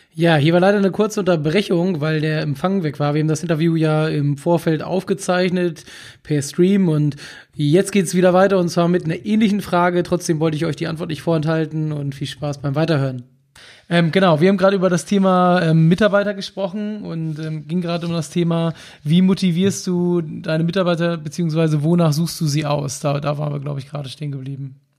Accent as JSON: {"language": "German", "region": "Hamburg", "country": "Germany", "said": "ich komme aus Hamburg"}